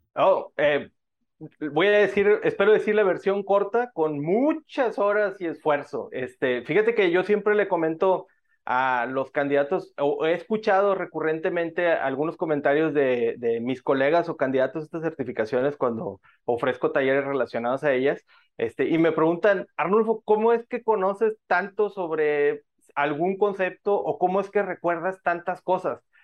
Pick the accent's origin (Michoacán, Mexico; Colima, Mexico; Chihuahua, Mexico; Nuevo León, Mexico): Nuevo León, Mexico; Monterrey; Yo soy de Monterrey, México, una ciudad conocida como la capital industrial de nuestro país, de México.